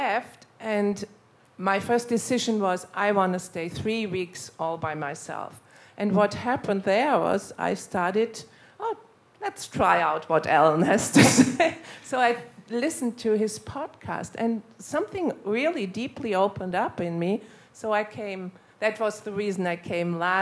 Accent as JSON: {"language": "English", "country": "Germany", "also_born_or_lived": "United States", "moved": "as an adult", "said": "I'm from Germany, although I didn't live for many years now in Germany."}